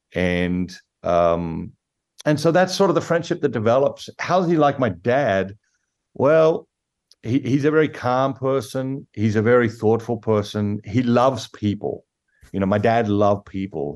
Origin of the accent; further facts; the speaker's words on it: Sydney, New South Wales, Australia; moved away as an adult; now in United States; I grew up in Sydney, as, as you mentioned, Sydney, Australia